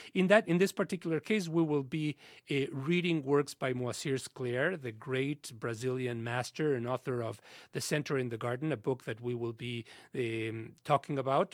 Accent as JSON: {"language": "English", "region": "Mexico City", "country": "Mexico", "tie": "born or raised there", "said": "When we were growing up in Mexico in the sixties and seventies"}